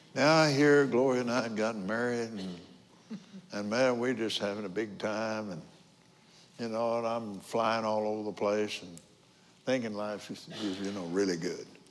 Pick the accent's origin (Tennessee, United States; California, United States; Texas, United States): Texas, United States; Abilene; also born or lived in Lubbock, Texas; I was born in Lubbock, but because of my dad's job at Johns Business College, we moved to Abilene.